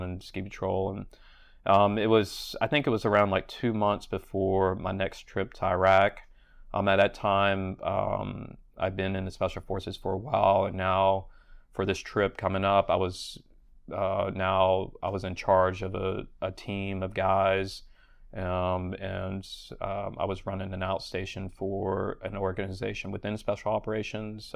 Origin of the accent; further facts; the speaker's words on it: Charleston, South Carolina, United States; moved away as an adult; also born or lived in Vail, Colorado / Colorado Springs, Colorado; I'd moved back to my hometown in Charleston, South Carolina.